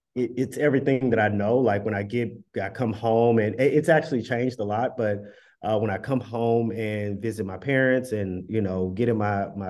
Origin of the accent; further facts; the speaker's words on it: Dallas, Texas, United States; moved away as an adult; now in Brooklyn, United States; originally from Dallas, but I stay in Bed-Stuy